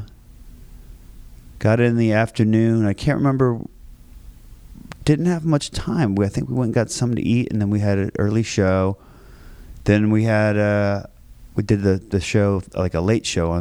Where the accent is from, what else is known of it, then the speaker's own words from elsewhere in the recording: Springfield, Virginia, United States; Grew up in Springfield, Virginia. It's like right outside of D.C., 20 minutes from D.C., from like fourth grade on